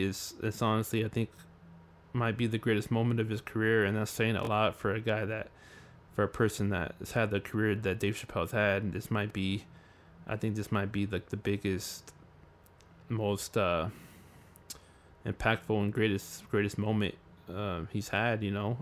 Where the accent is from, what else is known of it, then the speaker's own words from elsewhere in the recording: California, United States; growing up in California